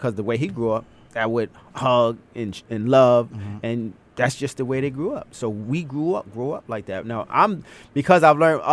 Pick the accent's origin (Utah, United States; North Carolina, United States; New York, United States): New York, United States; New York City; growing up in Brooklyn in the 80s and 90s